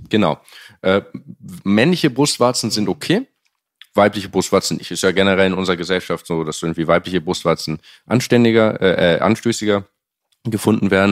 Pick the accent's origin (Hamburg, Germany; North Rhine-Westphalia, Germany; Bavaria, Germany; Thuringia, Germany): Hamburg, Germany; moved away as an adult; also born or lived in Cambridge, United Kingdom / France; ich komme aus Hamburg ursprünglich, Hamburg